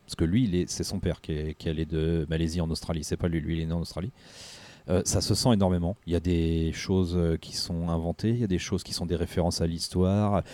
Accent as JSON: {"language": "French", "country": "France", "said": "chez nous en France"}